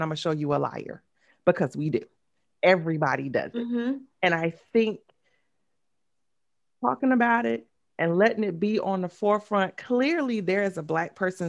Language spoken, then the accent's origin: English; the South, United States; I'm from the South